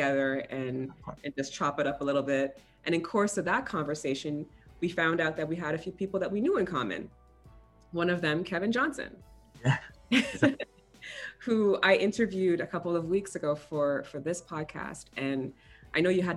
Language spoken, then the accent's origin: English; Toronto, Ontario, Canada; both of us were from Rexdale